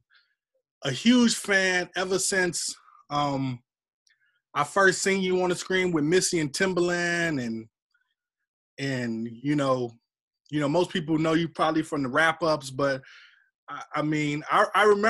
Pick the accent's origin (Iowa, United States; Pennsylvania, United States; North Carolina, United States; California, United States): North Carolina, United States; I'm from North Carolina, not too far from Fayetteville